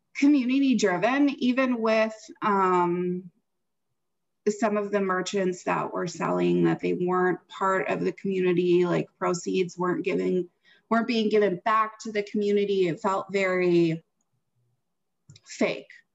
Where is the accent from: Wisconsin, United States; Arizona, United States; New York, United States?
Wisconsin, United States; moved away; I'm from Wisconsin